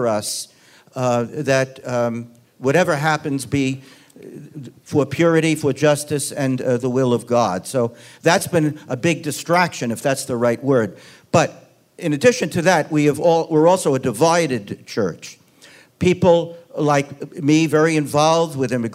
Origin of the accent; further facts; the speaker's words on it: Long Island, New York, United States; I grew up in Long Island, New York, 10 miles from where you grew up